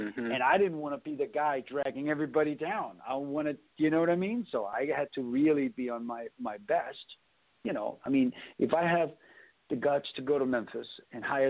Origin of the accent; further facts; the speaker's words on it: Copenhagen, Capital Region of Denmark, Denmark; now in United States; when I grew up in Copenhagen in the 80s